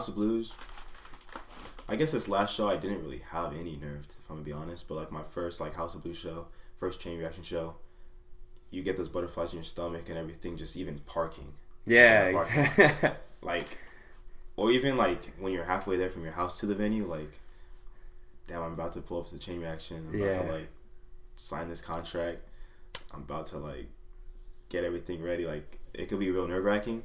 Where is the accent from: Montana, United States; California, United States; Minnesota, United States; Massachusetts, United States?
California, United States; Anaheim; also born or lived in Fullerton; Back in Anaheim, grew up, born and raised in Anaheim